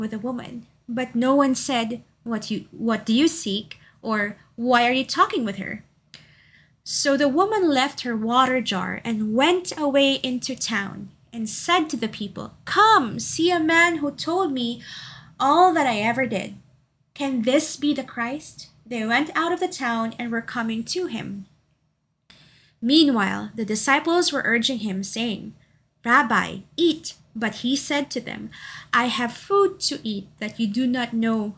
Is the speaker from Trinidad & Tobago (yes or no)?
no; Davao City, Davao Region, Philippines; moved away; also born or lived in Makati City; my hometown of Davao City